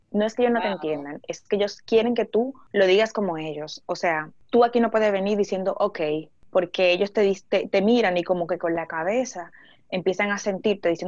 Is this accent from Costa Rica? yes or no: no; Spain; yo soy español de toda la vida